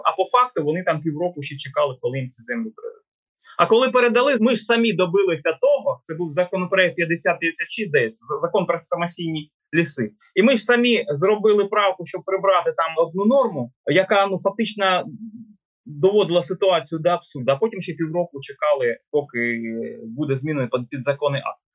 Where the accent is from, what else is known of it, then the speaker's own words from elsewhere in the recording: Donetsk Oblast, Ukraine; мою рідну Донеччину